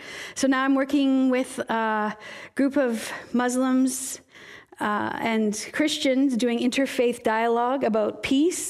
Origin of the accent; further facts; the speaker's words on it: Kamloops, British Columbia, Canada; moved away as an adult; also born or lived in Cranbrook, British Columbia / Philippines; I actually was born and raised in Kamloops in the Alliance Church there. And then our family moved to Cranbrook, British Columbia, where I graduated from high school.